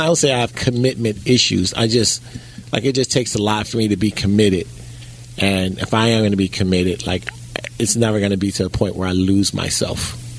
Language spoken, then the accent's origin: English; Chicago, Illinois, United States; Well, I'm from Chicago. Guns is my strength.